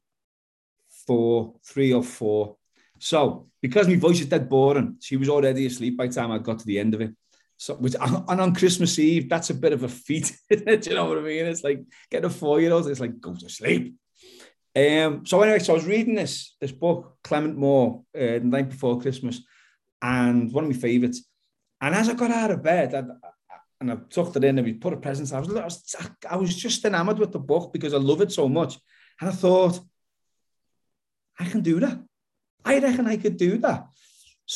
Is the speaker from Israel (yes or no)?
no; Liverpool, North West England, United Kingdom; I'm an author from Liverpool in the UK